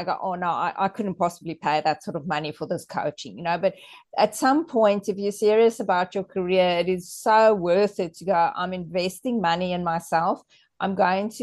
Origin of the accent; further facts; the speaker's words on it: South Africa; I'm just South African